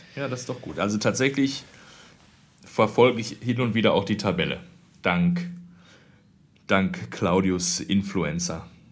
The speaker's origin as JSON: {"language": "German", "country": "Germany", "also_born_or_lived": "Austria", "moved": "as an adult", "said": "ich bin aus Deutschland"}